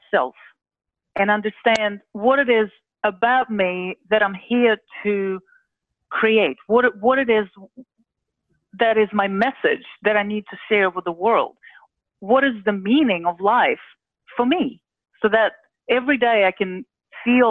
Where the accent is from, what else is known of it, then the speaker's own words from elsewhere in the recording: Russia; moved away; I was born not only in Russia, I was born in the Soviet Union